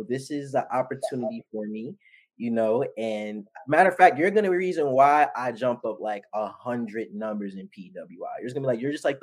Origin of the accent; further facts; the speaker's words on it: New York City, New York, United States; also born or lived in Ridgefield Park, New Jersey; I'm from the Bronx